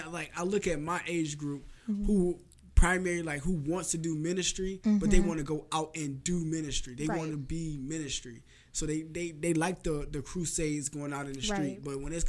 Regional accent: the South, United States; I grew up in the South

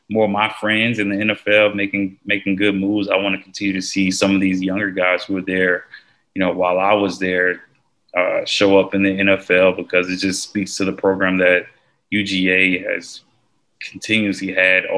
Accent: Georgia, United States; I went to Georgia and I'm from Georgia

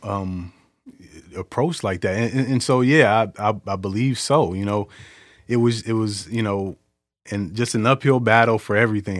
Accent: Detroit, Michigan, United States; born and raised in Detroit.

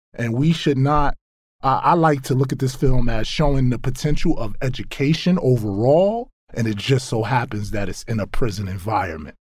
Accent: New York City, New York, United States; I grew up in Brownsville, Brooklyn, in New York

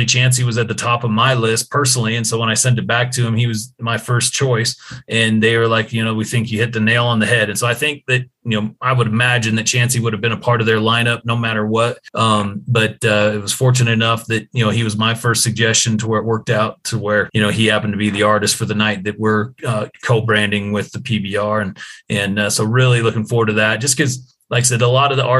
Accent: Colorado, United States; moved away as an adult; now in Cheyenne, United States; I grew up in Colorado, but I live in Cheyenne, Wyoming now

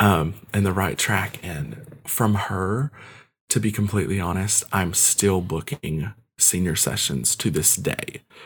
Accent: Kentucky, United States; also born or lived in Ukraine; I was adopted at the age of one and, um, came here to Kentucky, um, and I've lived here ever since

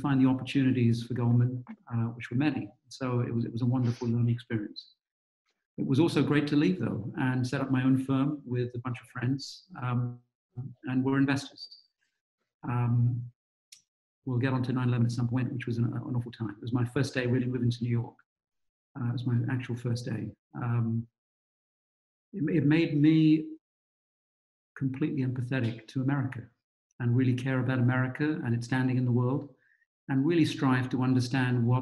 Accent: London, United Kingdom; accent: British; also born or lived in Gujarat, India; now in United States; I grew up in London's East End, which was rough in those days

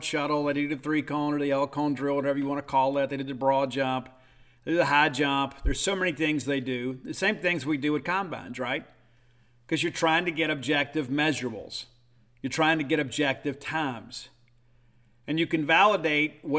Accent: Columbia, Mississippi, United States; also born or lived in Hattiesburg, Mississippi; my hometown of Columbia, Mississippi

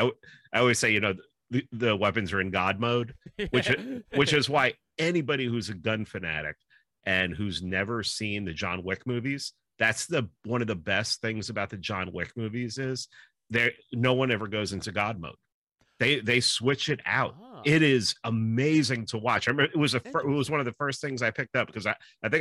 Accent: New York City, New York, United States; I grew up in the Bronx

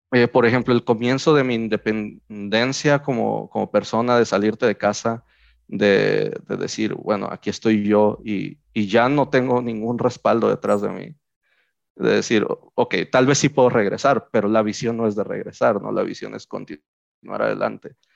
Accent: Mexico; nosotros como mexicanos

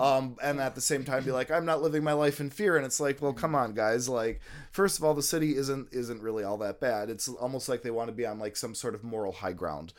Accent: United States; I was from America

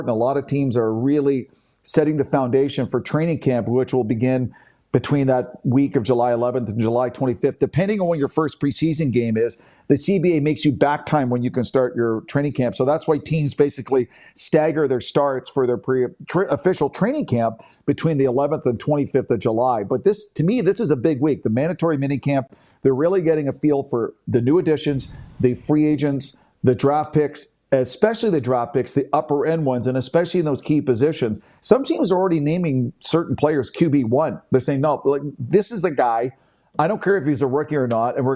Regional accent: Canada; that's why it's top five individual sporting moment as a Canadian sports fan that I've ever witnessed.

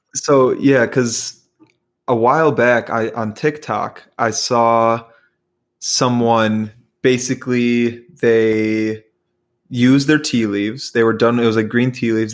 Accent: Chicago, Illinois, United States; I was actually born and raised in Chicago

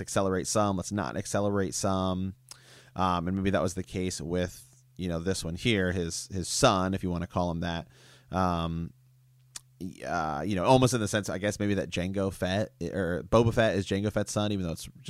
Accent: Ohio, United States; We're from Ohio. Ohio's got some backwoods.

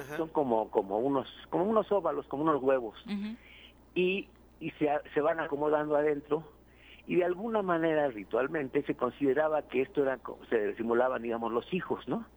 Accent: Mexico; los mexicanos adoptamos todas las costumbres del mundo

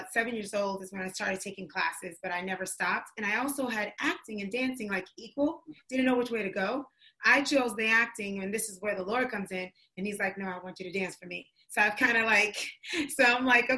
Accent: New York City, New York, United States; My mom's from North Carolina, but she raised me in New York City

